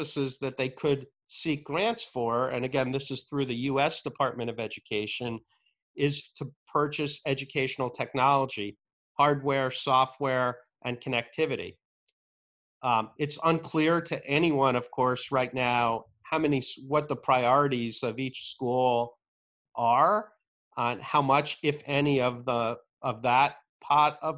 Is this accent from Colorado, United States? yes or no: no; New Jersey, United States; the town that I grew up in New Jersey